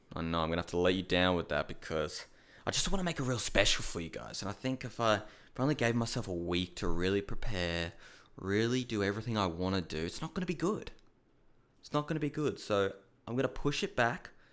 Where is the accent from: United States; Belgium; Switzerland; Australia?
Australia; I'm from Australia.